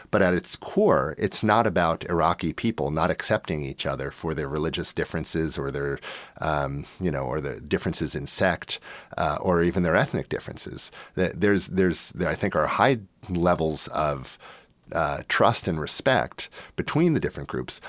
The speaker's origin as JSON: {"language": "English", "country": "United States", "moved": "yes", "said": "I am an American. I do carry an American passport."}